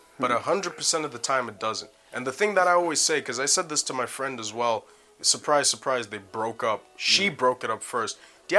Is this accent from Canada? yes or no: yes; Canada; accent: Canadian; But I didn't go to Brixton, man. Forget that. With my Canadian accent, I'll get stabbed up, bro.